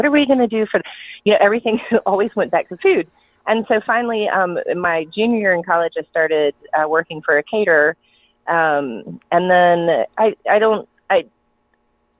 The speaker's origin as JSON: {"language": "English", "town": "Atlanta", "region": "Georgia", "country": "United States", "also_born_or_lived": "Columbia, South Carolina / Western North Carolina", "moved": "as an adult", "said": "I'm originally from Atlanta, so when I was ready to move back home"}